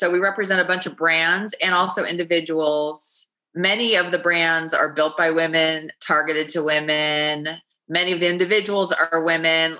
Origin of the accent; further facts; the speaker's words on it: Los Angeles, California, United States; I grew up in Los Angeles